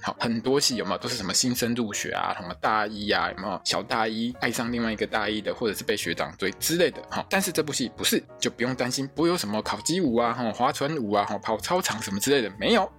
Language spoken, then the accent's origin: Chinese; Taiwan; 我们台湾人